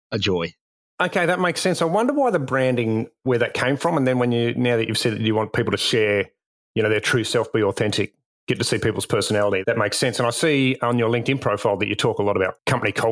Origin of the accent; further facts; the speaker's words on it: United Kingdom; moved away as an adult; I'm actually British originally. Uh, moved here maybe 10 years ago.